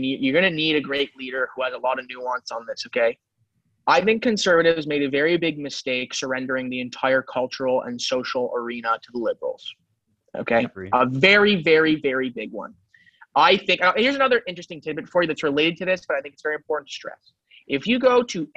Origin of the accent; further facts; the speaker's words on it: Montreal, Quebec, Canada; all my grandparents are immigrants, but I'm saying growing up in Montreal, my friend group is very diverse